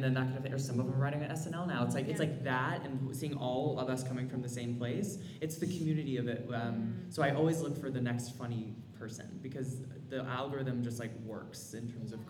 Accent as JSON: {"language": "English", "region": "California", "country": "United States", "tie": "born or raised there", "moved": "as an adult", "said": "it was my first winter, because I grew up in California. I went to school in California and then moved here in October"}